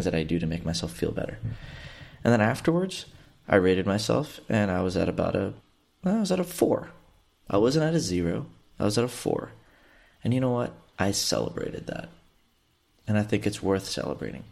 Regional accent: Houston, Texas, United States; I grew up in Southeast Houston and have been through 3 hurricanes growing up

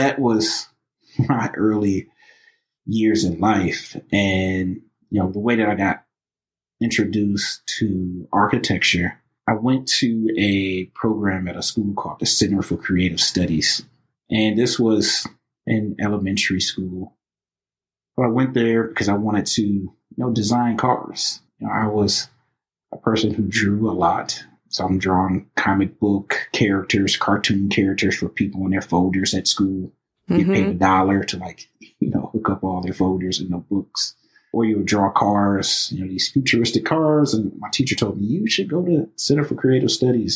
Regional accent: Highland Park, Michigan, United States; also born or lived in Detroit, Michigan; born and raised in Highland Park, you know, also, you know, raised in the city of Detroit

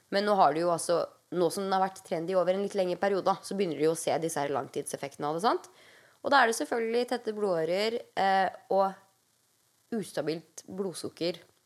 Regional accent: Norway; now in United States; hjemme i Norge

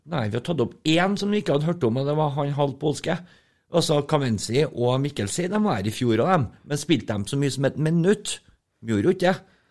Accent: Trøndelag, Norway; Som trøndere

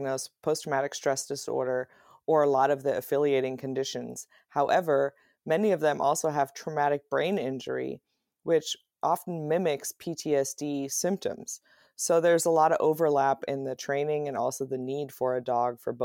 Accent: Germany; now in United States; I was raised in Germany

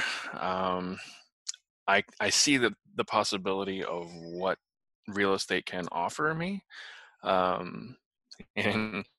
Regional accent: Utah, United States; now in Tulsa, United States; But I'm currently living in Tulsa, Oklahoma. Not from here. I'm from Utah

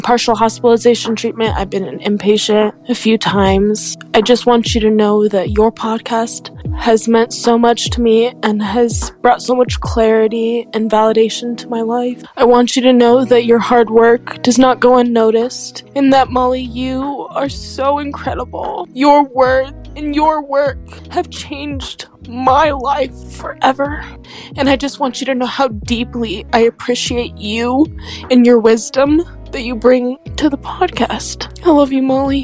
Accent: Boulder, Colorado, United States; I'm from Boulder, Colorado

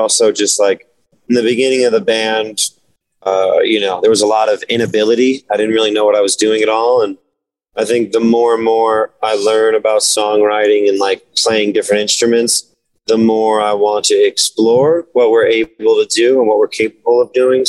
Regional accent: New Jersey, United States; growing up in New Jersey

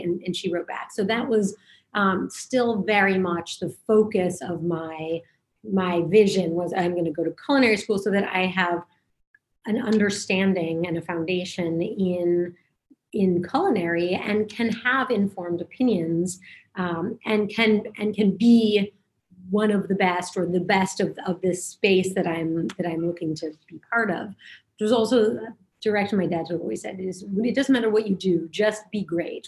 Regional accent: Denver, Colorado, United States; moved away as an adult; also born or lived in New York; I grew up in Denver

